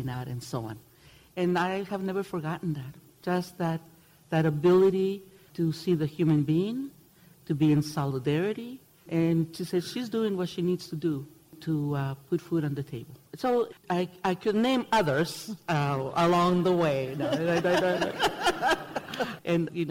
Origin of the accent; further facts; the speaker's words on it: Mexicali, Baja California, Mexico; Growing up in Mexicali, we lived in this little barrio